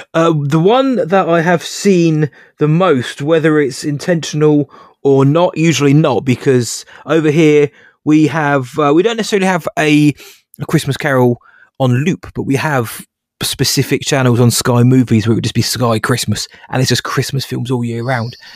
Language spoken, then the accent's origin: English; near Bracknell, South East England, United Kingdom; a place called Bracknell about, Bracknell about half an hour away, 'cause we didn't have a theatre in my hometown, which we do now.